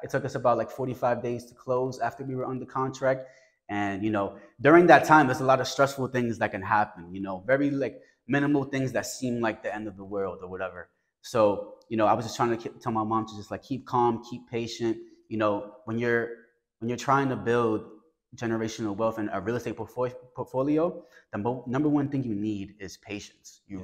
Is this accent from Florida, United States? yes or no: no; New York City, New York, United States; I come from the South Bronx.